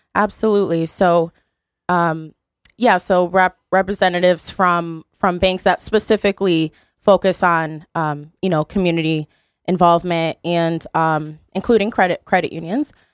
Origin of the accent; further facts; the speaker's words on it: Beacon Falls, Connecticut, United States; I'm from Beacon Falls.